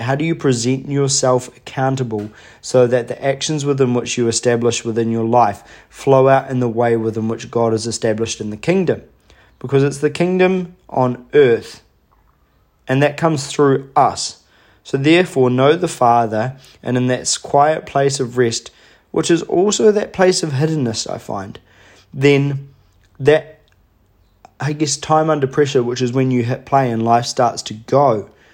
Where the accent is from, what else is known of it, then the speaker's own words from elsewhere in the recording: Hawke's Bay, New Zealand; my hometown in Hawke's Bay